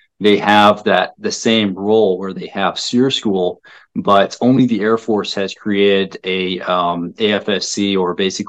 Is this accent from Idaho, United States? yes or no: yes; Kamiah, Idaho, United States; moved away as an adult; also born or lived in Spokane, Washington; as I was growing up in the Pacific Northwest, specifically in a little known town of Kamiai, Idaho